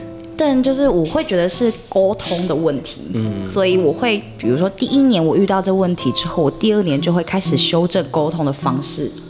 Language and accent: Chinese; Taitung County, Taiwan; 我我小时候是在台东长大嘛，那你一直有都有在接收阿美族文化，就是爸爸这边的文化传承的部分